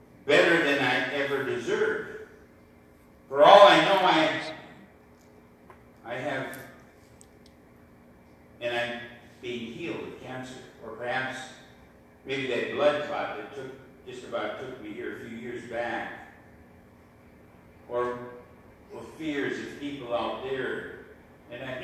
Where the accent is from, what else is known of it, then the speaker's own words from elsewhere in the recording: Eagle Bend, Minnesota, United States; Eagle Bend, my hometown.